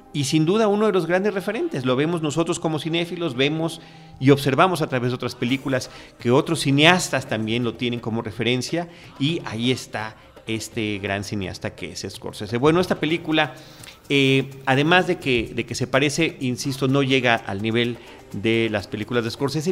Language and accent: Spanish; Mexico; nuestro país, en México